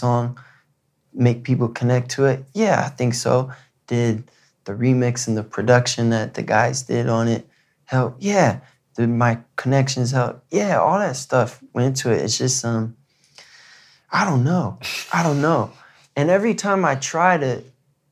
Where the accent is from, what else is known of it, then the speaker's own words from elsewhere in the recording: Michigan, United States; In high school, growing up in Michigan